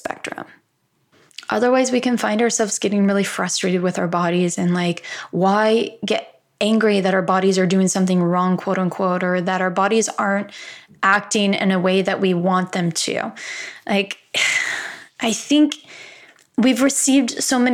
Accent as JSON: {"language": "English", "region": "Midwest", "country": "United States", "said": "I'm from the Midwest"}